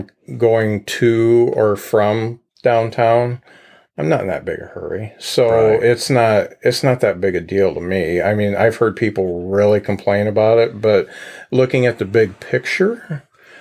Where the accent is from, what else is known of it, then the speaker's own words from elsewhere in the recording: Lakeville, Indiana, United States; I grew up in Lakeville